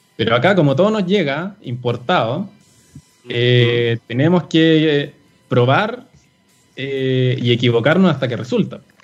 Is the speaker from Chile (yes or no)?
yes; Chile; como sociedad chilena